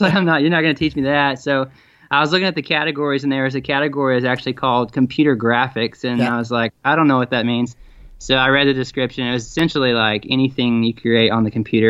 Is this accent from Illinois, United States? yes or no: no; Tennessee, United States; also born or lived in Tacoma, Washington / Chattanooga, Tennessee; I was born in Tacoma, but I pretty much was raised in Tennessee